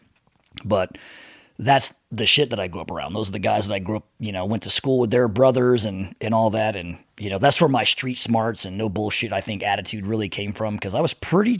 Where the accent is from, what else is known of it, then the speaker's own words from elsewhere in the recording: San Diego, California, United States; moved away as an adult; now in Las Vegas, United States; I grew up in San Diego, and I grew up in a place called Southeast San Diego